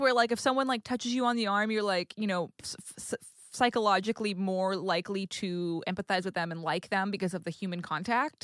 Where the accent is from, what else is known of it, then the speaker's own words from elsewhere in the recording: New England, United States; moved away; also born or lived in California; I grew up in New England, and then I moved to California